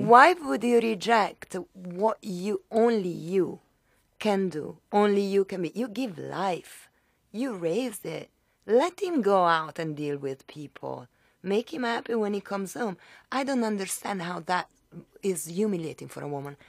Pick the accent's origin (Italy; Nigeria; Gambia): Italy; moved away as an adult; now in Miami, United States; I was raised in Italy and I was in Italy until I was nineteen